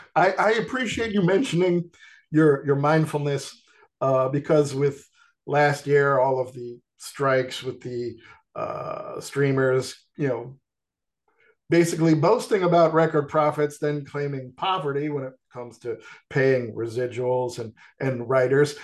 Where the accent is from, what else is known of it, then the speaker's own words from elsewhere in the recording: New York, United States; growing up in New York